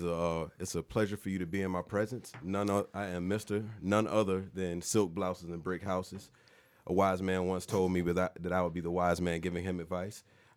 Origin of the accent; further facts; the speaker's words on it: Portsmouth, Virginia, United States; But but originally, I'm from Portsmouth, Virginia.